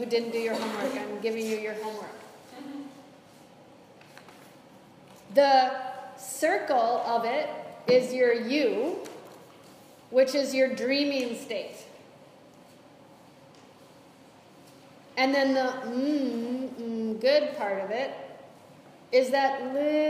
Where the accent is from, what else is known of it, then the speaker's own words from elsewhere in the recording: United States; I'm American